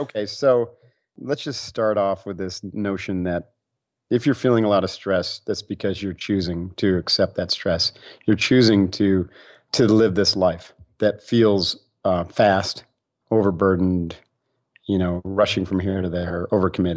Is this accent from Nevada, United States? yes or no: no; Utica, New York, United States; moved away; I grew up back east in upstate New York